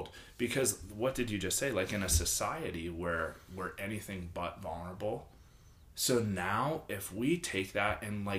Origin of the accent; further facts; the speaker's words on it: Pittsburgh, Pennsylvania, United States; moved away; where I grew up in Pittsburgh